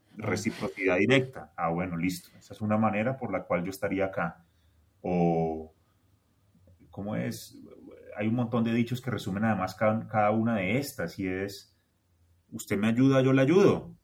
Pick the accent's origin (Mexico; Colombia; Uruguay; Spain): Colombia; also born or lived in Bogotá; yo soy colombiano